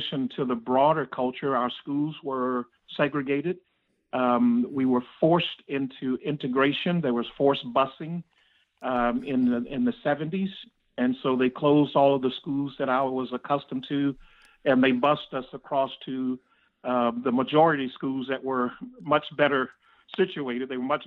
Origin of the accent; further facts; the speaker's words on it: Florida panhandle, United States; I was raised in the panhandle of Florida, right near Georgia and Alabama